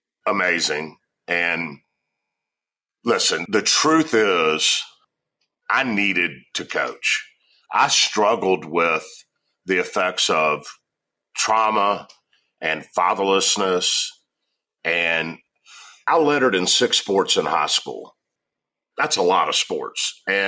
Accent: the South, United States; and I'm from the South, right?

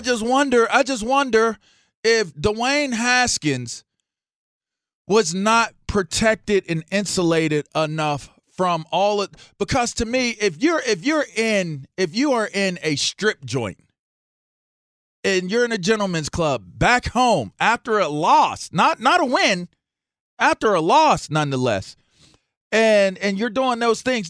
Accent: Pittsburgh, Pennsylvania, United States; also born or lived in Ross Township / Manchester, Pittsburgh; being a young man in Pittsburgh I grew up, I'm, I'm, I'm from East Hills

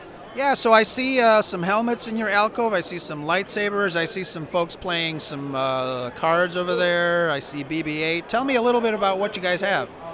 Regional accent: Chicago, Illinois, United States; Obviously, I'm from Chicago

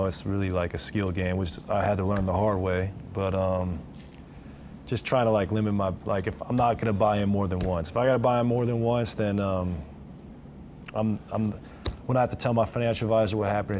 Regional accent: Oregon, United States; moved away; also born or lived in Los Angeles / Pullman, Washington; I grew up in Oregon

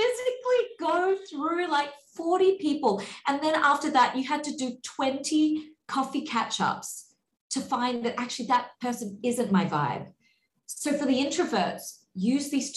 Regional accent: Australia; moved away; When I was recently back in Australia over the pandemic, over that 2 years, I had made friends online with a whole bunch of girls in my hometown

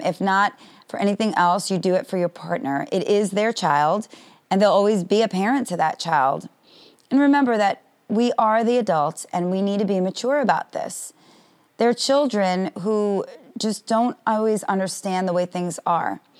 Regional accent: New York City, New York, United States; now in Florida, United States; a long weekend in New York, my hometown

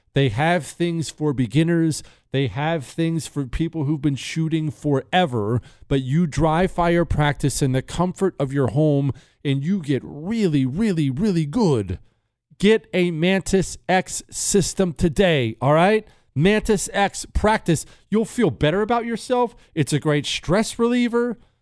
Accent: Bozeman, Montana, United States; also born or lived in Ohio; I grew up in Bozeman, Montana. Well, we moved fr-, from Ohio to Montana when I was ten, and I lived right beside the Bridger Mountains

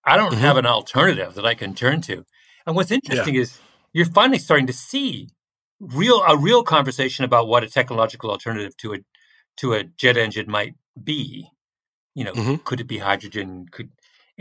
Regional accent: Canada; moved away; I say that as a Canadian

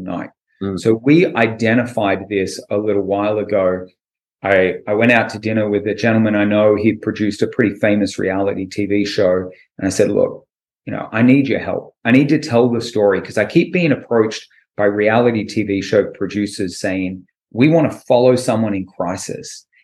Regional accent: Australia; moved away as an adult; now in California, United States; I'm from Australia.

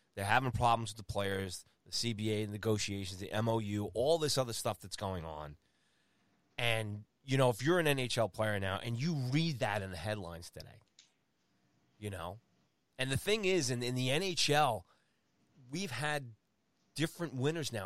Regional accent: United States; here I am in my home country

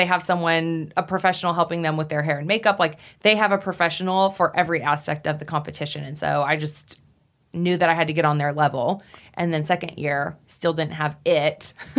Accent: Wyoming, United States; The Miss Wyoming pageant was held in my hometown.

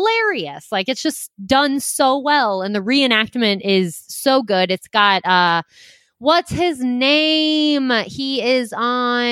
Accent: the Midwest on the Missouri River, United States; growing up where I grew up, like growing up in the Midwest on the Missouri River

